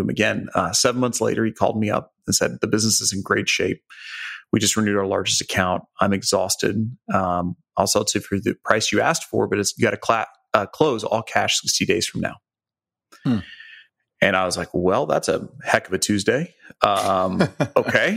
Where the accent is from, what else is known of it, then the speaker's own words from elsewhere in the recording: Joplin, Missouri, United States; I grew up in Joplin, Missouri, so southwest corner of the state